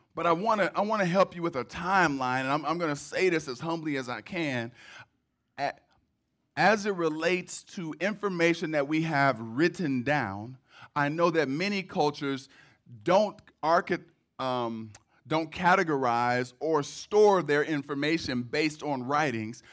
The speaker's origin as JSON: {"language": "English", "town": "Cleveland", "region": "Ohio", "country": "United States", "moved": "as an adult", "lives_now": "Detroit, United States", "said": "I'm from Cleveland originally. I have raised my children here. And because I had so long of an experience in Cleveland, I probably will always say I'm from Cleveland"}